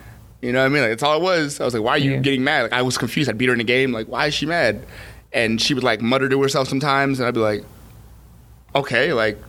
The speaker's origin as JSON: {"language": "English", "town": "Newark", "region": "New Jersey", "country": "United States", "tie": "born or raised there", "said": "I was born here. I was born in Jersey"}